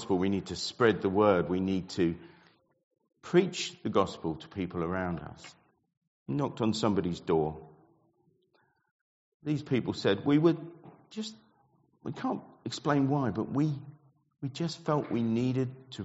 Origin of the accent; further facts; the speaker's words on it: Ipswich, East of England, United Kingdom; the church that I grew up in Ipswich